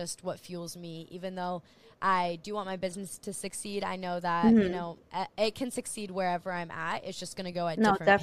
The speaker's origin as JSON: {"language": "English", "area": "Maui", "region": "Hawaii", "country": "United States", "tie": "born or raised there", "moved": "as an adult", "said": "I am in Hawaii. So I am born and raised on the island of Maui, and I moved away for a couple of years"}